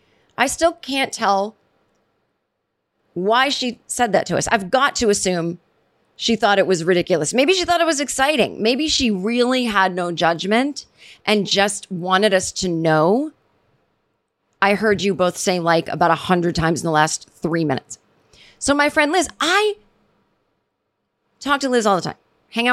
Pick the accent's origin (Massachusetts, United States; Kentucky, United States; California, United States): Massachusetts, United States; growing up in Massachusetts, as did